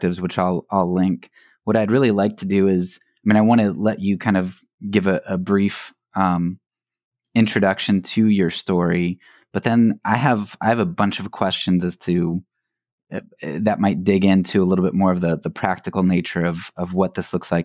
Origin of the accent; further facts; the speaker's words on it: Pennsylvania, United States; I'm from Pennsylvania